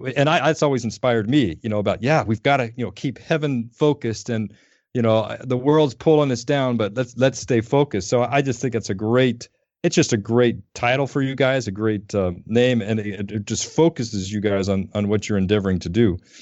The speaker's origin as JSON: {"language": "English", "town": "Denver", "region": "Colorado", "country": "United States", "tie": "born or raised there", "moved": "yes", "said": "I grew up in Denver"}